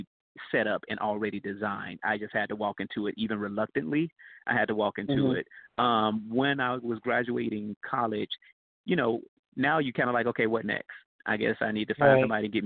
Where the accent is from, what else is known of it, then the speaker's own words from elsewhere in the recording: Gary, Indiana, United States; moved away as an adult; I'm originally from Gary, Indiana. And Gary, Indiana is not an easy place.